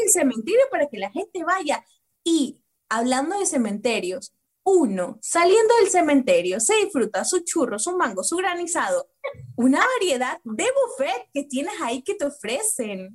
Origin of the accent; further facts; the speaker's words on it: Ecuador; Nosotros como ecuatorianos